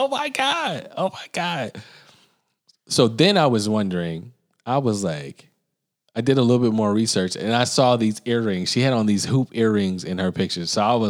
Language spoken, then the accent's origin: English; Birmingham, Alabama, United States; where I grew up in Birmingham, I grew up on the other side of the tracks where I lived in a predominantly white area. I did not live in inner city Birmingham.